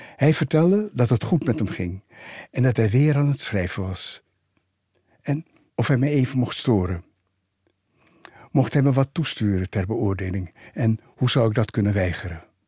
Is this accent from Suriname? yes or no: yes; Suriname; het goede onderwijs wat we eh, in die tijd in Suriname hadden